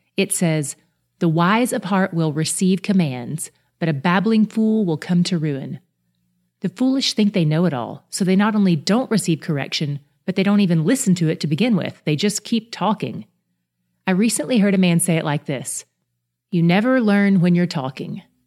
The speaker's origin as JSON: {"language": "English", "region": "the South", "country": "United States", "tie": "born or raised there", "said": "I grew up in the South"}